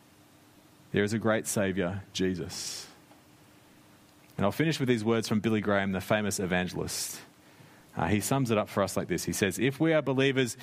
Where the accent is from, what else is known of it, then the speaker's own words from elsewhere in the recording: Australia; moved away as an adult; now in New Zealand; I grew up in Australia.